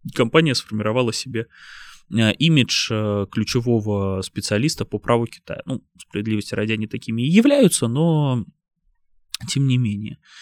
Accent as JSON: {"language": "Russian", "region": "Saint Petersburg", "country": "Russia", "tie": "born or raised there", "said": "Это мой родной город. Это место, в котором я родился, вырос"}